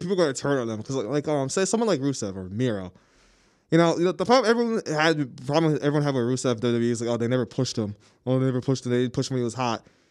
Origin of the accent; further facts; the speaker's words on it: United States; I'm American